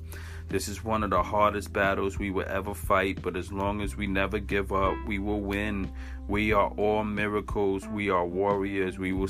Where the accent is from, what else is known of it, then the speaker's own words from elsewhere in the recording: Regina, Saskatchewan, Canada; born there; I am an indigenous woman and a single mother of two beautiful children. I was born in Regina, Saskatchewan.